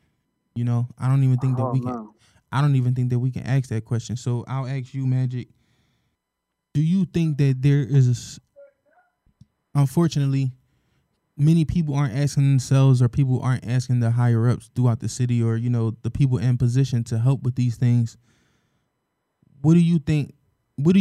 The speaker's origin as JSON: {"language": "English", "town": "Philadelphia", "region": "Pennsylvania", "country": "United States", "tie": "born or raised there", "said": "we're from Philadelphia, born and raised."}